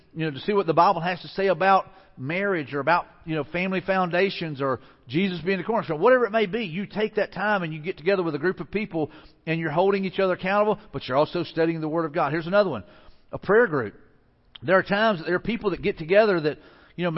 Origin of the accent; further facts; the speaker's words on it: Mobile, Alabama, United States; moved away; also born or lived in Pensacola; I grew up in the Mobile area, so I've got lots of family down there and friends